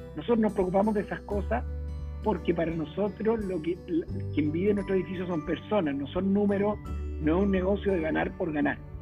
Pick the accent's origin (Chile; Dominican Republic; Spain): Chile; moved away as an adult; also born or lived in Venezuela / Brazil; yo soy ingeniero civil de la Chile